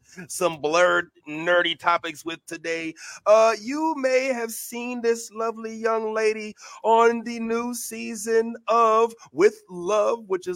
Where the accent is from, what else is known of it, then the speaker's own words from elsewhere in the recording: St. Louis, Missouri, United States; now in Florida, United States; reporting live from U City, St. Louis 314